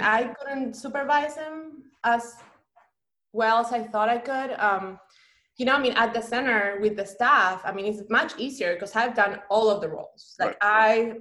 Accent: Banfield, Buenos Aires Province, Argentina; moved away; I am from Buenos Aires, mm-hmm. um, the capital of Argentina. I grew up in a neighborhood called Banfield

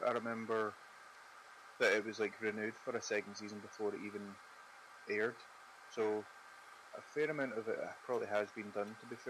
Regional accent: Scotland, United Kingdom; We were pretty drunk and we're Scottish

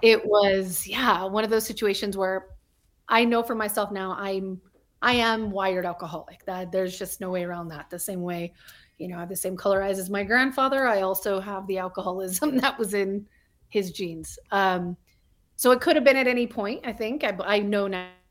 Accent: Albuquerque, New Mexico, United States; moved away as an adult; also born or lived in El Paso, Texas / Hollywood, California; I was born in El Paso, Texas, um, but I, for the better part, of growing up, grew up in Albuquerque, New Mexico.

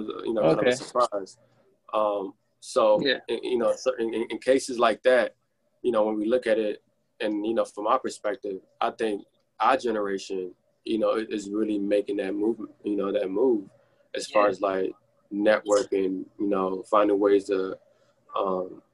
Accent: Sierra Leone; I was born in Sierra Leone

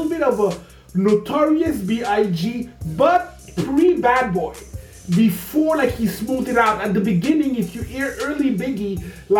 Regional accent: Canada; we're Canadian

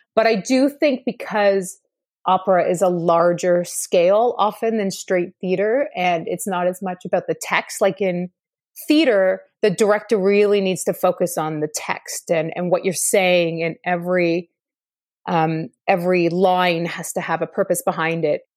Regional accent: Ottawa, Ontario, Canada; now in Toronto, Canada; I was born and raised in Ottawa

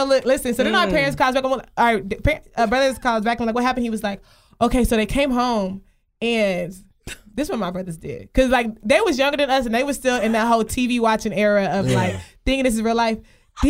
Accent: Nigeria; I loved being Nigerian. I've always loved being Nigerian because, like, my Nigerian circle is lit as fuck.

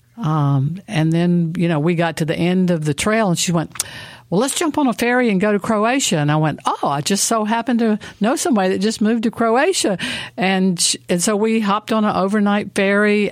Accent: Mississippi, United States; moved away; also born or lived in Asheville, North Carolina; I was born in Mississippi

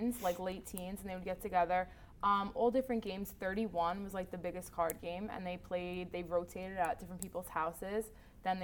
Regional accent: New York City, New York, United States; I am from Staten Island

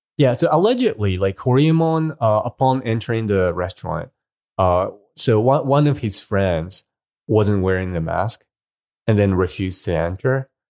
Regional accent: Hiroshima, Japan; moved away; Hiroshima is my hometown.

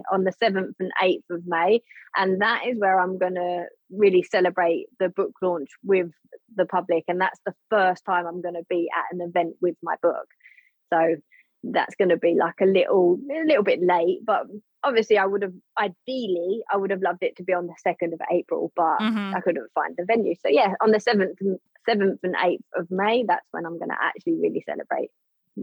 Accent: United Kingdom; I am British

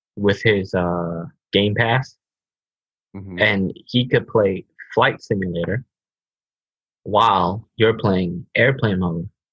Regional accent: United States; I'm so American

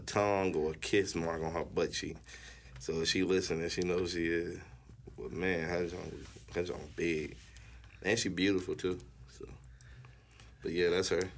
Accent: Gainesville, Florida, United States; I'm from North Florida, so we ain't really had no beaches like around us. So oh. North Florida, Gainesville, Florida.

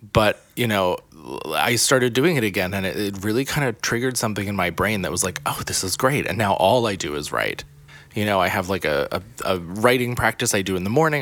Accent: the middle of Pennsylvania, United States; now in New York City, United States; grew up not, you know, like, probably lower middle class in the middle of Pennsylvania.

